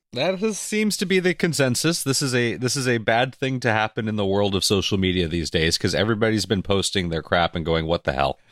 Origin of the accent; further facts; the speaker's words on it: Canada; I'm Canadian